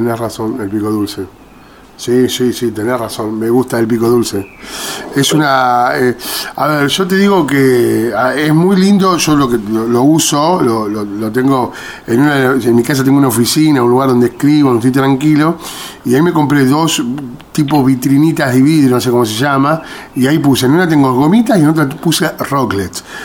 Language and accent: Spanish; Argentina; nosotros los argentinos